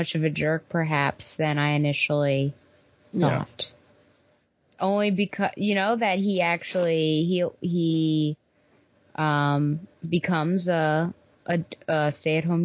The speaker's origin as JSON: {"language": "English", "country": "United States"}